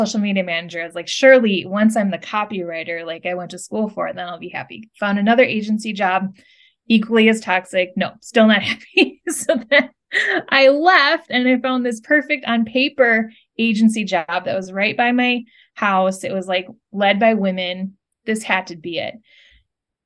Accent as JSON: {"language": "English", "region": "Midwest", "country": "United States", "tie": "born or raised there", "said": "growing up in the Midwest"}